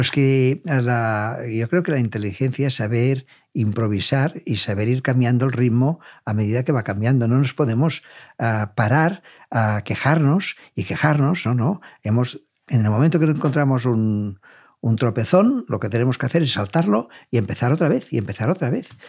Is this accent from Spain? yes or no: yes; Catalonia, Spain; como catalanes y como vendedores